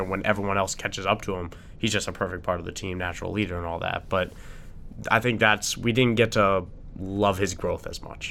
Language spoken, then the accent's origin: English; New York, United States; as a New Yorker.